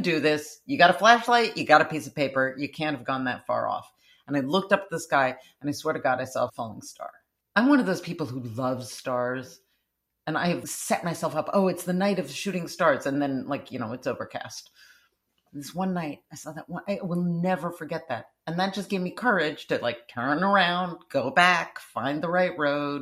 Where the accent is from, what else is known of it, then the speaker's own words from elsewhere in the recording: Midwest, United States; I grew up in the Midwest.